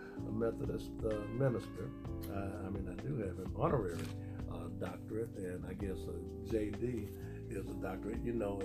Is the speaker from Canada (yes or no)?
no; Alabama, United States; now in Arkansas, United States; I'm from Alabama.